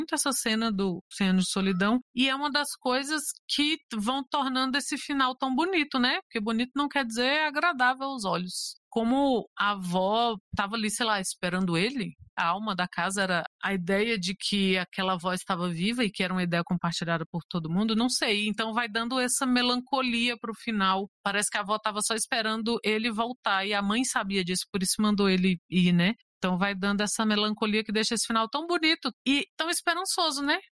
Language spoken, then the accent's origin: Portuguese; Macapá, Amapá, Brazil; Sou de Macapá, Amapá, e sou ouvinte do Suposta Leitura desde 2018.